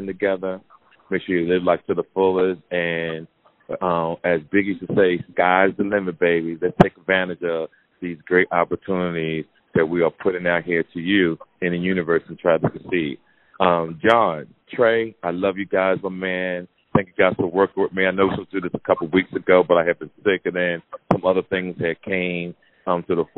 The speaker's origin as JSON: {"language": "English", "town": "Jersey City", "region": "New Jersey", "country": "United States", "tie": "born or raised there", "moved": "yes", "said": "That's my hometown, the tri-state area, Jersey City, New Jersey. I'm truly proud to be back home"}